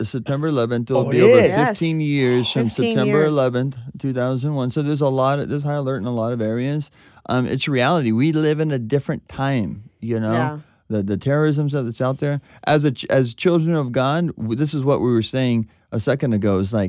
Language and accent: English; Southern California, United States; growing up in Southern California, you got to drive on these freeways all the time.